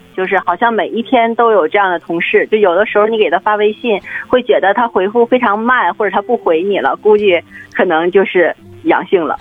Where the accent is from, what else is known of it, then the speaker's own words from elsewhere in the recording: Siping, Jilin, China; 小时候我是在那个吉林四平